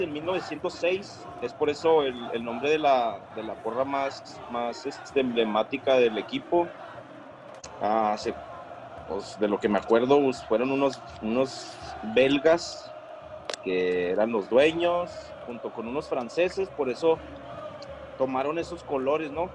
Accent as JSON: {"language": "Spanish", "country": "Mexico", "said": "los mexicanos no tenemos esa cultura"}